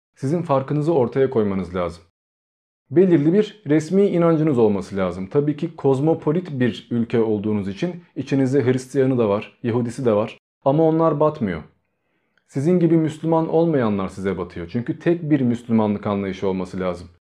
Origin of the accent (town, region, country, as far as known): Turkey